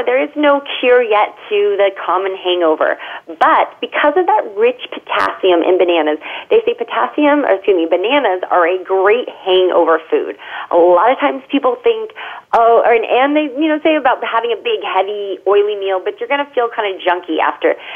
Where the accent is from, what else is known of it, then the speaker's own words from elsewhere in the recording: California, United States; as a Californian